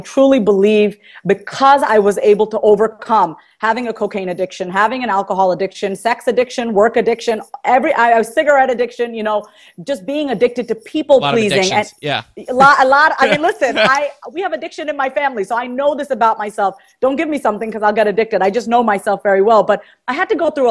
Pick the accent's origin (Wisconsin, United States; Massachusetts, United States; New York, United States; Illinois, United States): New York, United States; moved away as an adult; now in Kansas, United States; I'm from New York.